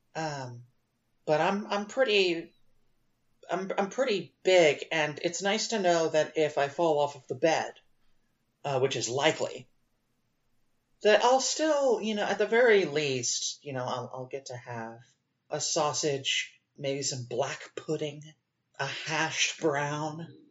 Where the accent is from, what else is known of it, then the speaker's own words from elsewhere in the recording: United States; as an American